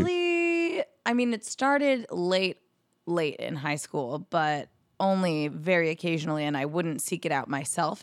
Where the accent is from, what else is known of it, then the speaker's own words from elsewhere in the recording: New Jersey, United States; moved away as an adult; now in New York City, United States; living in New Jersey, close to my hometown